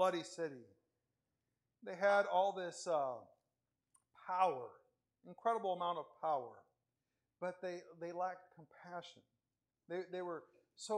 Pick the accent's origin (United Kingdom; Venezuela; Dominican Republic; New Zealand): Venezuela; also born or lived in Spain; now in United States; In Venezuela, the time that I grew up in Venezuela